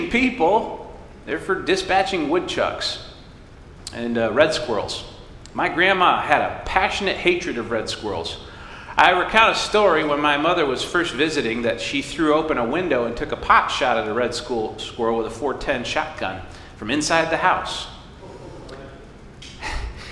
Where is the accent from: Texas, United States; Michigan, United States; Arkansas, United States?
Michigan, United States; Alto; I'm from Alto, Michigan. Population 179. It was population 178, and then I moved back